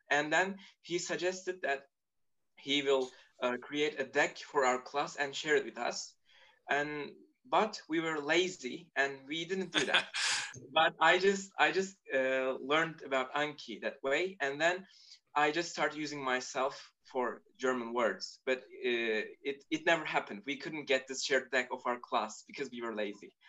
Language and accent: English; Turkey; first language Turkish; English is a second language; I'm Turkish and I was born in Turkey